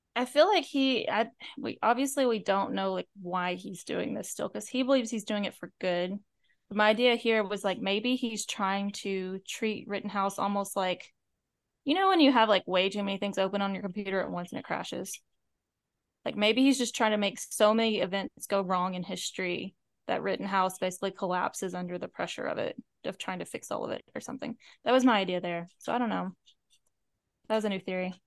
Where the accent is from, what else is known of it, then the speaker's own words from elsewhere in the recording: the Bible Belt, United States; I'm from the Bible Belt. That's where I was, like, that's where I grew up.